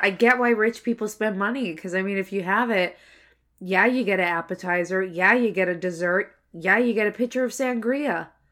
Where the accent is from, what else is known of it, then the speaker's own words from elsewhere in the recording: Canada; I'm Canadian